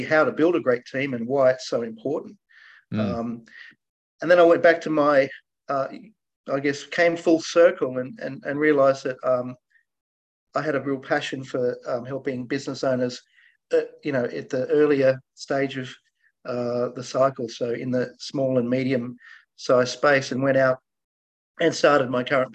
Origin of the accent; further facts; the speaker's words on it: Australia; So my parents are Scottish. They immigrated to Australia. I'm an Aussie. And they were small business owners. And I grew up going to school working in their businesses.